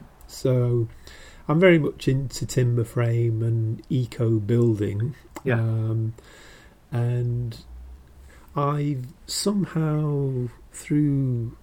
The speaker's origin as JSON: {"language": "English", "region": "Yorkshire and the Humber", "country": "United Kingdom", "said": "I'm from near, you know, I'm from Yorkshire."}